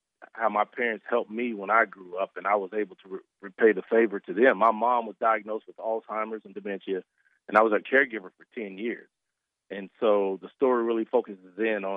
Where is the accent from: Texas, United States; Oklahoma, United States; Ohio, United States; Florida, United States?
Oklahoma, United States; Duncan; me growing up in Duncan, Oklahoma